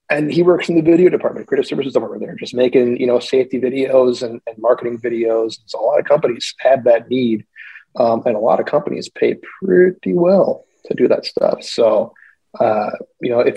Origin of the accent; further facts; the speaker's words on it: West Allis, Wisconsin, United States; also born or lived in Minneapolis, Minnesota; now in Washington, DC, United States; I was born in West Allis, Wisconsin